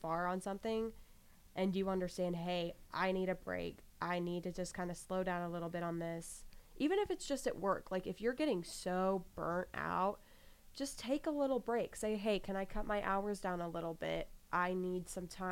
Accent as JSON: {"language": "English", "region": "Kansas", "country": "United States", "said": "I'm from Kansas"}